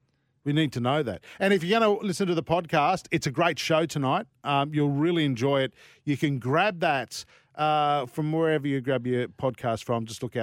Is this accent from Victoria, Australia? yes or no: no; Sydney, New South Wales, Australia; Brian Henderson, who I grew up with on Channel 9 in Sydney